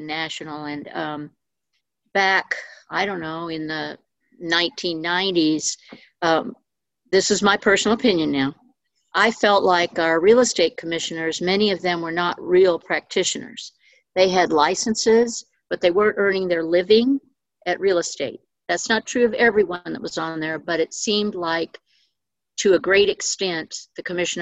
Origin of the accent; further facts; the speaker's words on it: Georgia, United States; moved away as an adult; now in Jefferson City, United States; I grew up in Georgia. Went to college in Georgia.